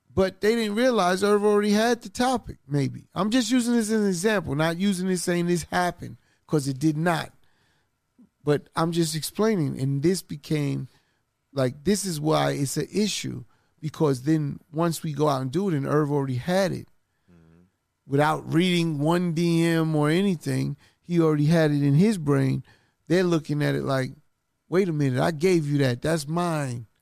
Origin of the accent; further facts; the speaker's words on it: New York City, New York, United States; I'm from Queens